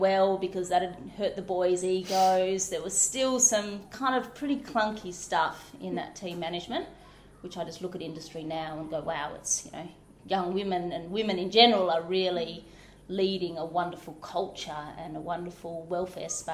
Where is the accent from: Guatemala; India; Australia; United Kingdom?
Australia; Pilbara, Western Australia; also born or lived in Shay Gap / Yarrie Station; now in Harvey, Australia; So I grew up in the Pilbara in mining towns